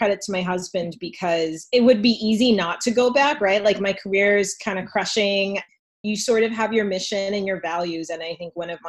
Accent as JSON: {"language": "English", "town": "Lawrence", "region": "Massachusetts", "country": "United States", "said": "I care deeply about my community. I'm from Lawrence"}